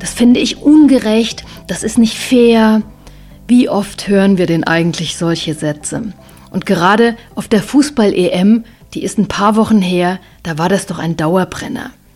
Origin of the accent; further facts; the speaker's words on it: Germany; bei uns in Deutschland